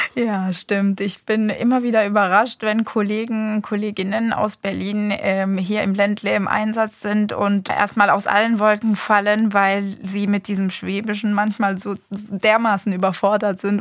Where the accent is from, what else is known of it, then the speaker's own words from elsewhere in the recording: Egypt; moved away as an adult; now in Germany; mein sprachlicher Hintergrund ist ägyptisch. Ich bin gebürtige Ägypterin. Ich habe aber in Ägypten tatsächlich eine komplett deutsche Schulbildung genossen